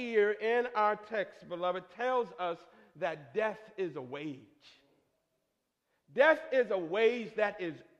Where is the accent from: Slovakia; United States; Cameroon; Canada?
United States; Michigan; Growing up in Michigan, it snowed usually by November 13th.